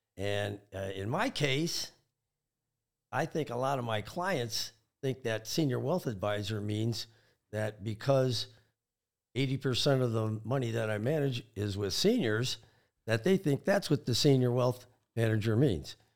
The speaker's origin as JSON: {"language": "English", "region": "Michigan", "country": "United States", "tie": "born or raised there", "said": "I'm pretty much an all Michigan guy. I was born in Michigan, went to school in Michigan"}